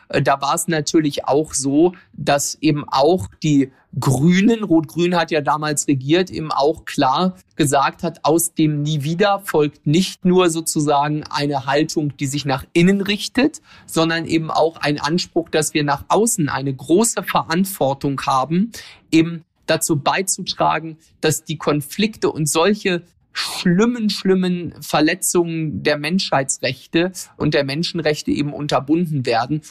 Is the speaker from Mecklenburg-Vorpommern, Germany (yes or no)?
yes; Ueckermünde, Mecklenburg-Vorpommern, Germany; meine Heimatregion